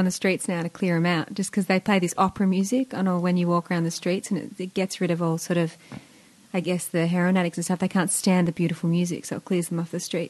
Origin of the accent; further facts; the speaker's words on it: Mornington, Victoria, Australia; I born and raised in Mornington. You could call me a Franger chick, Frankston, down that way.